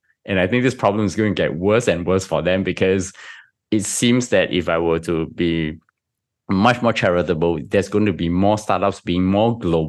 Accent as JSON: {"language": "English", "country": "Singapore", "said": "I'm Singaporean, come on."}